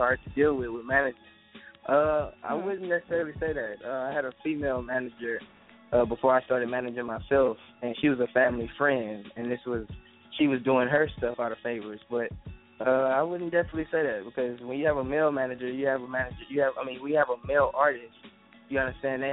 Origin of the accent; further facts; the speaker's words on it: Houston, Texas, United States; I'm from Houston, Texas, 713-832-281 area code